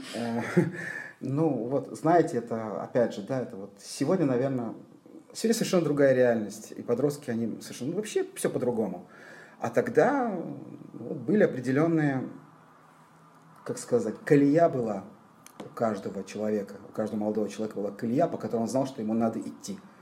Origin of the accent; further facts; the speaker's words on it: Tbilisi, Georgia; moved away as an adult; now in Israel; Родился я и до 18 лет жил в Тбилиси